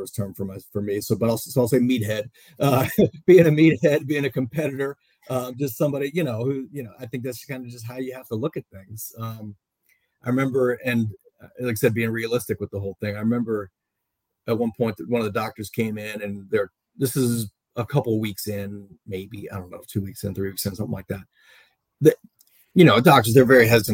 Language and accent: English; Maryland, United States; I'm from Maryland